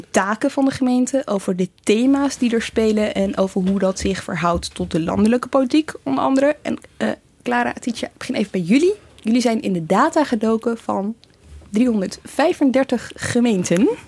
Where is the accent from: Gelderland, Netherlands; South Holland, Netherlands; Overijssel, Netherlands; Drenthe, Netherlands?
Gelderland, Netherlands; Apeldoorn; ik kom zelf uit Apeldoorn